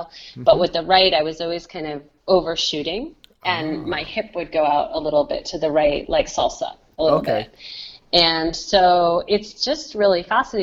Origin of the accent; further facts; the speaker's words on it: Rhode Island, United States; also born or lived in San Francisco; I know the community in my home state pretty well, Rhode Island